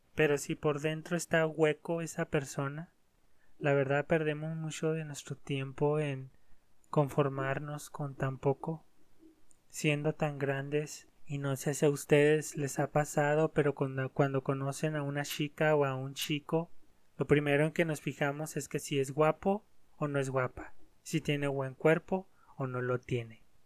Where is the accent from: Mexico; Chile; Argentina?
Mexico; en mi país, aquí los mexicanos